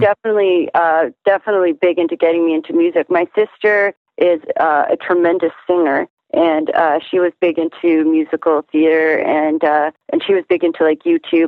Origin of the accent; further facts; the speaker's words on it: Toronto, Ontario, Canada; also born or lived in Montreal; I was born and raised in Toronto